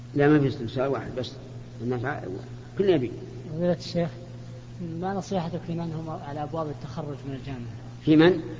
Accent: Kuwait; احنا من الكويت

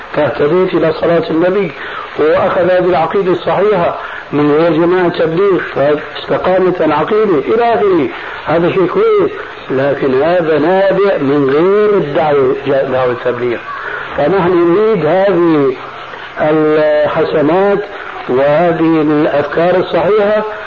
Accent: Syria; ونحن عندنا في الشام

